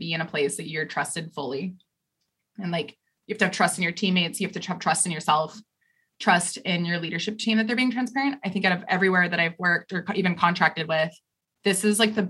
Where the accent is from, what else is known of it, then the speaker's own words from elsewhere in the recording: Idaho, United States; now in New York, United States; I grew up in Idaho